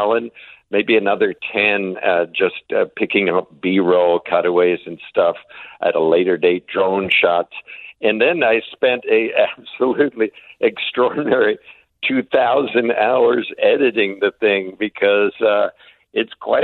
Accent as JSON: {"language": "English", "country": "Canada", "said": "as a Canadian"}